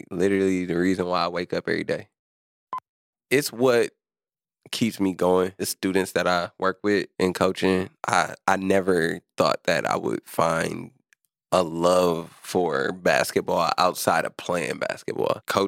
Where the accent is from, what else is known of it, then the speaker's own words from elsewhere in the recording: Milwaukee, Wisconsin, United States; I've been working within Milwaukee. Oh, I've been living here my whole life. I'm born and raised on the North Side, you know, 17th Keith.